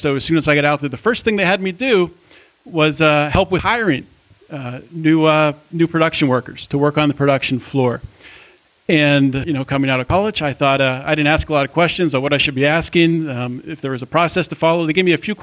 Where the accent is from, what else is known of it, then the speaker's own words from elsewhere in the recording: Pittsburgh, Pennsylvania, United States; moved away; I grew up outside of Pittsburgh